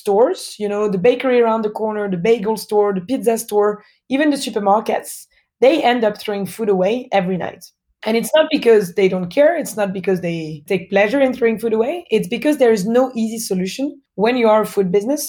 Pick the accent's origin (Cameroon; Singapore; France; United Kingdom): France; Paris, Île-de-France; accent: French; born and raised in France, in Paris